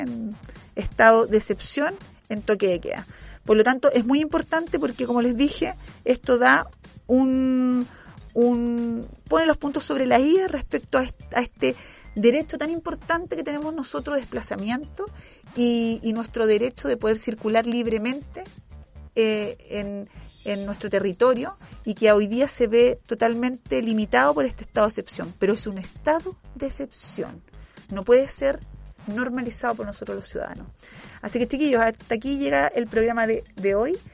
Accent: Chile; como chilenos

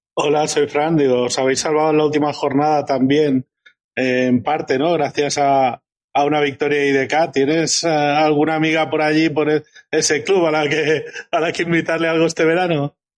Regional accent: Valencian Community, Spain; como valenciano

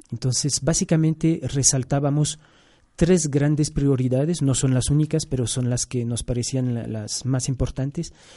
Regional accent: Brussels, Brussels-Capital Region, Belgium; also born or lived in Angola / Yemen; now in Quito, Ecuador; originalmente soy de Bélgica, nací en, Bruselas, ya ecuatoriano desde el 2008 también

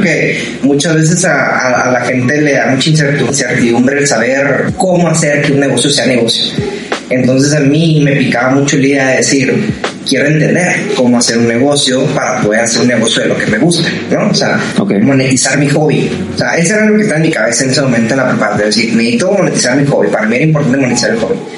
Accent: Ciudad Juárez, Chihuahua, Mexico; moved away as an adult; now in Monterrey, Mexico; yo soy de Juárez, Chihuahua. Este, cuando yo me vengo a estudiar a Monterrey, que aquí sigo

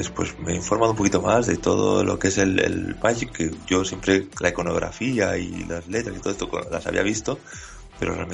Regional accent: Asturias, Spain; now in Valencia, Spain; Exacto, sí, sí, yo vengo de Asturias.

